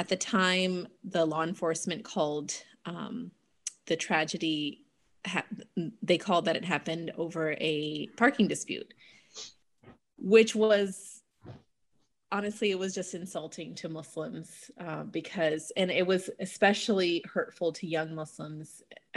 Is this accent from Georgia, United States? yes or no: yes; Atlanta, Georgia, United States; moved away as an adult; now in Raleigh, United States; I'm from Atlanta. I moved to the Triangle area over a decade ago now